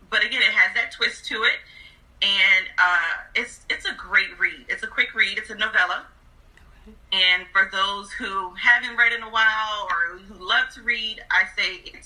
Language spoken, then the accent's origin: English; New Jersey, United States; now in Atlanta, United States; I currently live in Atlanta, Georgia, but I am originally from New Jersey